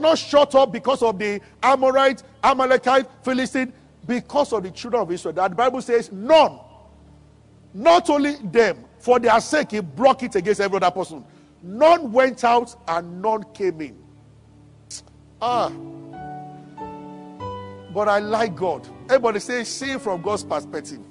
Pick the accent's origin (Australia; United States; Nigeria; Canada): Nigeria